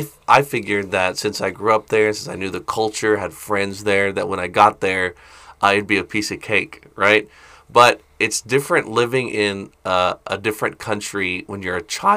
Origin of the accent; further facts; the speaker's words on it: Philippines; Yeah, I grew up in the Philippines, first of all, since I was 3 months old